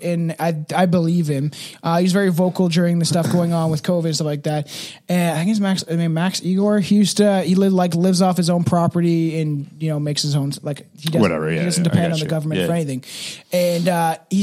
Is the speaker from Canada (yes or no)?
yes; Canada; we're Canadian